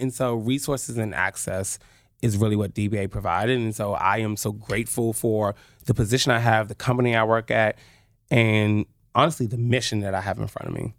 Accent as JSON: {"language": "English", "town": "Oxon Hill", "region": "Maryland", "country": "United States", "tie": "born or raised there", "said": "I went to Potomac High School in Oxon Hill, Maryland. I am a true P G County"}